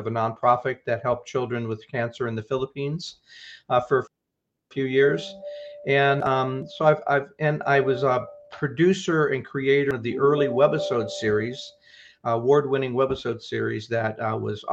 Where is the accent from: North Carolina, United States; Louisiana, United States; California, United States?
California, United States; also born or lived in Pacific Northwest, Washington; now in Puget Sound, Washington, United States; I'm from California